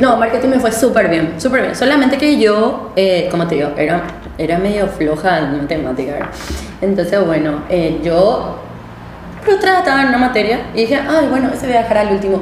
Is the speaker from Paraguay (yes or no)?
yes; Villa Elisa, Central, Paraguay; moved away as an adult; now in Asunción, Paraguay; yo realmente nací en Asunción, o sea, viví en esa zona donde estaba antes, que era la casa de mi abuela, ¿verdad? Entonces yo vivía ahí, viví hasta los 5 años, después me mudé a Villa Elisa